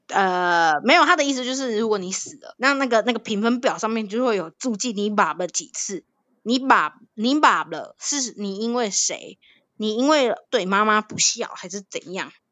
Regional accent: Thailand; moved away; 小时候，哎，我真的是很认真地学，呃，泰国国歌

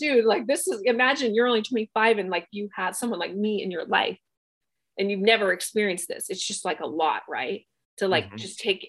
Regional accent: Bangkok, Thailand; I grew up in Southeast Asia. I grew up in Bangkok in Thailand and I did my training there

